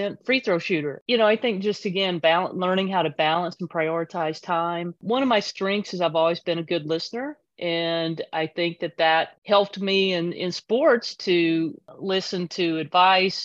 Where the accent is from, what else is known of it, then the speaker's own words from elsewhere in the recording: Kannapolis, North Carolina, United States; I grew up in a small town in North Carolina, Kannapolis, North Carolina.